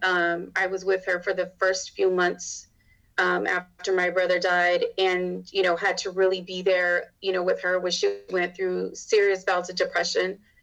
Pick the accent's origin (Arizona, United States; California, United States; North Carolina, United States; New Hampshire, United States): Arizona, United States; moved away as an adult; now in Texas, United States; I'm from Arizona